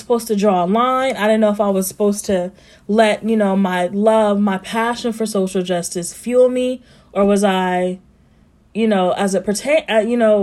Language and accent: English; Columbus, Ohio, United States; I grew up in Columbus, Ohio, and on the west side